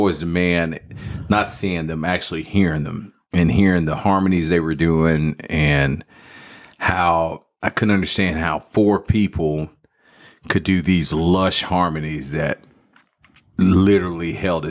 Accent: Dallas, Texas, United States; Oak Cliff, Dallas, Texas.

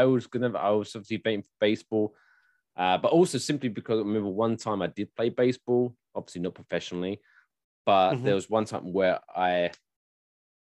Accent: United Kingdom; now in United States; being the British person

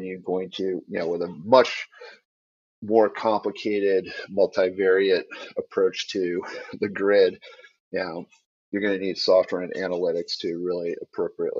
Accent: Detroit, Michigan, United States; I grew up in Detroit

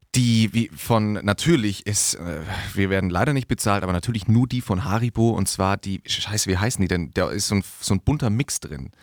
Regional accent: Diedorf, Bavaria, Germany; in meinem Heimatdorf, Diedorf

